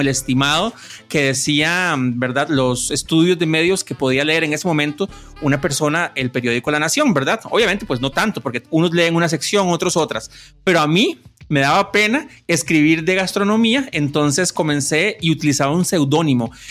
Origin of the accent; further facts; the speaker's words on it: Cartago, Costa Rica; moved away as an adult; also born or lived in Orotina / Heredia; now in San Rafael de Heredia, Costa Rica; nací en Orotina, viví la mayoría de mis años hasta como a los 35 en Cartago